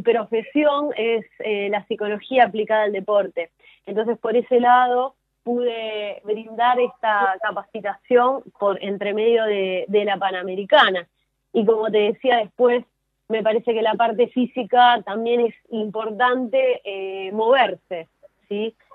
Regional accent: Argentina; a mí como argentina

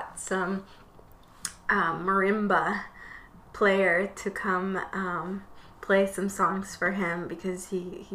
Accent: Michoacán, Mexico; moved away; my hometown where I was born. In Michoacan

